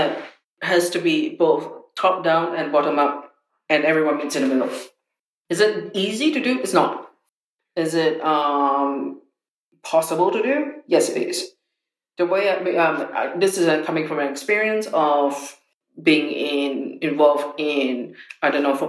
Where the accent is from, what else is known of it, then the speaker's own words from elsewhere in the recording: Singapore; when I was growing up in Singapore